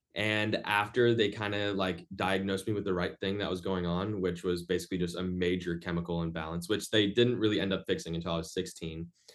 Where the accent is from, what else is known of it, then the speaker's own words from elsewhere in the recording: Orlando, Florida, United States; moved away as an adult; now in Boston, United States; I'm in Boston right now, uh, but my hometown is Orlando, Florida.